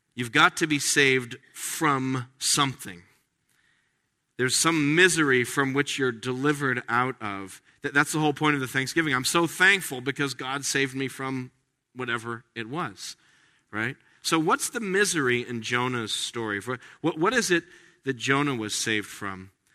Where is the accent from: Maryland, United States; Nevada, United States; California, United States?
Nevada, United States; Las Vegas; moved away; I grew up in Las Vegas, Nevada